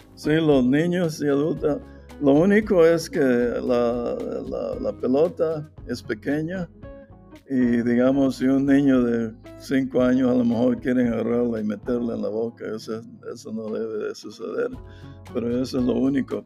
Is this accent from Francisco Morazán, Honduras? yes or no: no; La Ceiba, Atlántida, Honduras; moved away as an adult; also born or lived in Pennsylvania, United States; now in Indiana, United States; yo nací en La Ceiba